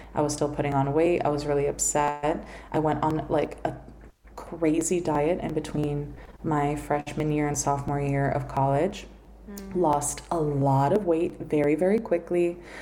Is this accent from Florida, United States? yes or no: yes; Miami, Florida, United States; I grew up here in Miami